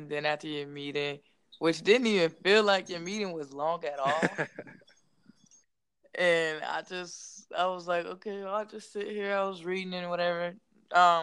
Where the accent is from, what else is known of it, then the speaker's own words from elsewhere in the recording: St. Paul, Minnesota, United States; moved away; also born or lived in Atlanta, Georgia; I was born in St. Paul, Minnesota. However, I just moved from Atlanta, Georgia